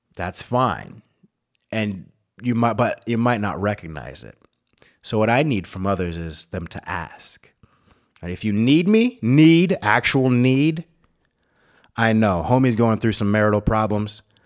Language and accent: English; United States; moved away as an adult; also born or lived in Minnesota / Wisconsin / North Dakota; now in Tucson, United States; I'm from the Great White North, the North Star State. Minneconsin and the Badger State, Minnesota and Wisconsin